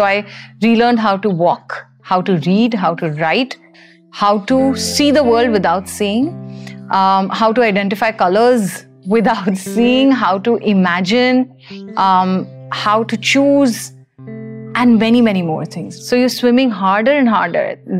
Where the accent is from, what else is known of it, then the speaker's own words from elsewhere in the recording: Mumbai, Maharashtra, India; I am from India. I have been based out of Mumbai for most of my life.